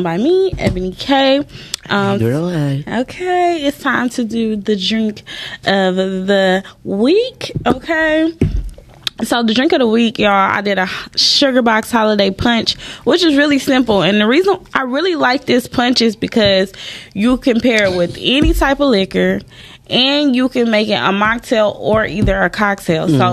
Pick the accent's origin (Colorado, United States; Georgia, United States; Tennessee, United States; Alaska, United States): Georgia, United States; Atlanta; I'm from know. Atlanta. I'm from the South, y'all